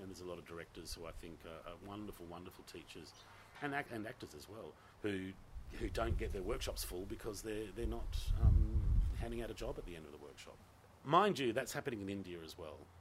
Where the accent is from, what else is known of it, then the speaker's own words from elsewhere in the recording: Gosnells, Western Australia, Australia; I'm a Gossie boy. I grew up in Gosnells